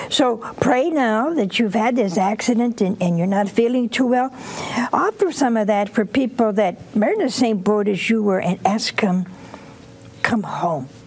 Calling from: Massachusetts, United States

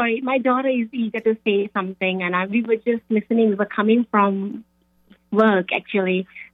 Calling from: Shelton, Connecticut, United States; also born or lived in Houston, Texas; We are from Connecticut, Shelton, Connecticut. We just moved from Houston, Texas last year, just so completing a year this summer.

